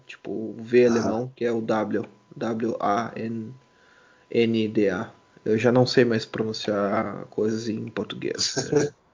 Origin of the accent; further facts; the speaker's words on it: Brazil; now in Munich, Germany; eu venho, venho do Brasil. Eu moro em, em Munique